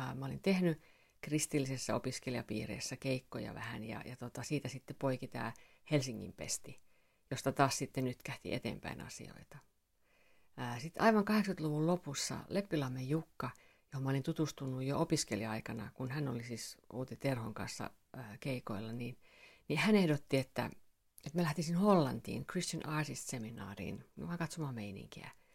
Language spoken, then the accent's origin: Finnish; Finland; mä oon suomenruotsalainen